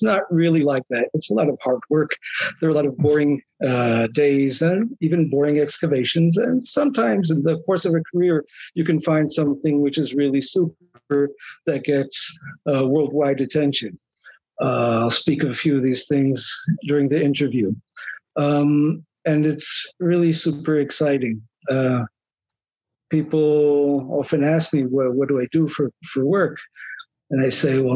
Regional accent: Israel; also born or lived in United States; My parents, out of religious, national, Zionist ideal, wanted to make Aliyah, to immigrate to Israel.

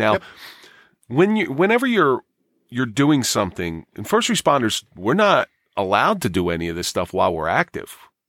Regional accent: Absecon, New Jersey, United States; I grew up in Absecon.

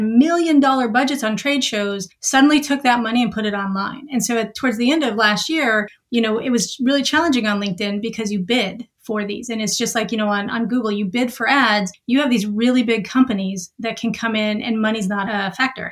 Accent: Montana, United States; moved away as an adult; also born or lived in Boston; I'm originally from a small town in Montana

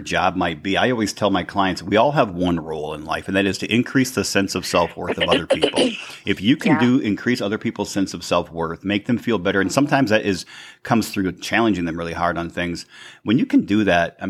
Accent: St. Ignace, Michigan, United States; I'm from St. Ignace, Michigan, in the Upper Peninsula, a small town of, 2,800 people or something.

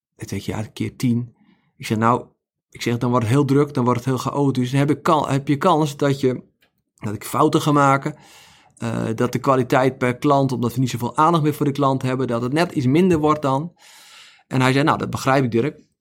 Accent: Netherlands

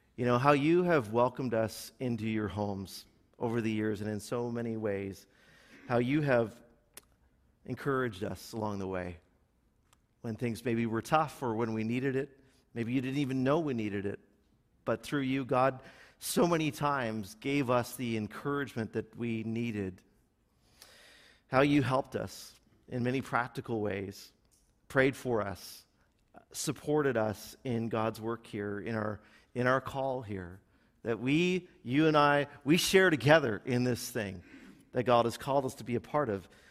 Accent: Milton, Ontario, Canada; now in Burlington, Canada; I grew up in Milton

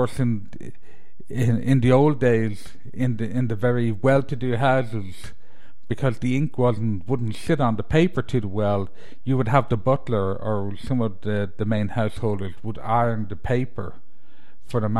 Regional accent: Ireland; moved away; being Irish

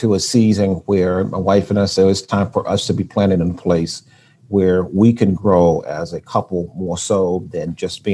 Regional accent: Wilson, North Carolina, United States; also born or lived in Brooklyn, New York; now in Raleigh, United States; I was born in Brooklyn, New York, but I was raised in Wilson, North Carolina

